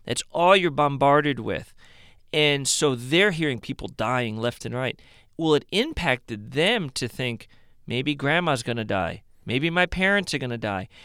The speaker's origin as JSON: {"language": "English", "town": "Cleveland", "region": "Ohio", "country": "United States", "moved": "as an adult", "said": "I'm from Cleveland, Ohio. I bleed Cleveland"}